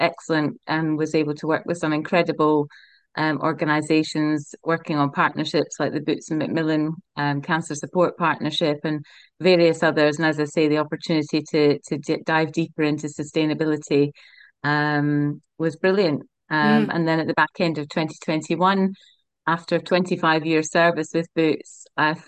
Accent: Scotland, United Kingdom; moved away as an adult; also born or lived in Aberdeen / Perth / Edinburgh; now in Nottingham, United Kingdom; I grew up in Scotland and studied up in Robert Gordon's University in Aberdeen

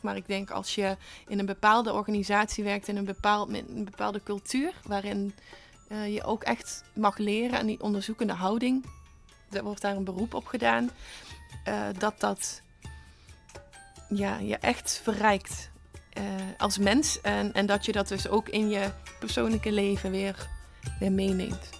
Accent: Netherlands; als Nederlander

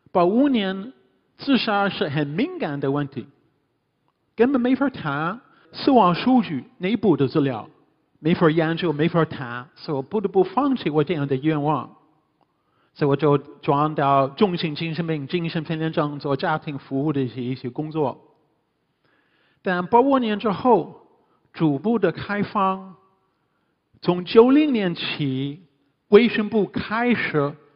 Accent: Canada; Chinese is a second language; moved away as an adult; also born or lived in Hunan / Hubei / Beijing; now in Shanghai, China; 我是加拿大人，第一次来中国是七六年

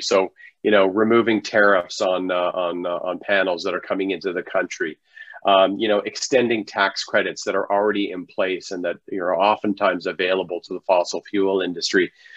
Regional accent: Canada; we're Canadian

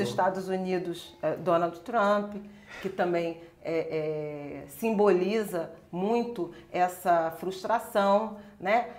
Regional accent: Rio de Janeiro, Brazil; eu sou carioca, de Irajá, crescida em Irajá

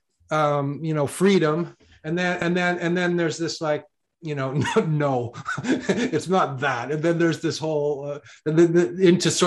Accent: Canada; I'm from Canada

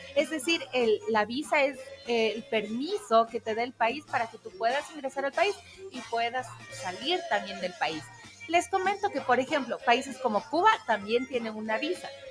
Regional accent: Ecuador; nosotros como ecuatorianos

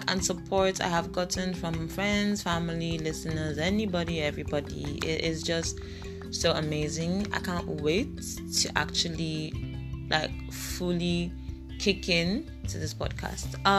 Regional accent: Igbo, Igboland, Nigeria; I am Nigerian. I am Igbo

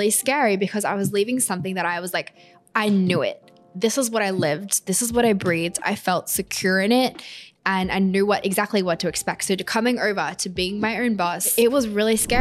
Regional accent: Australia; moved away as an adult; now in New York City, United States; I'm Australian. I'm now living in New York City.

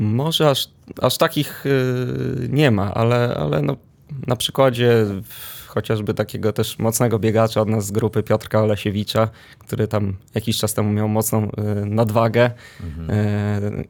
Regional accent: Warsaw, Masovian Voivodeship, Poland; Pochodzę z Ursynowa, dokładniej z Grabowa.

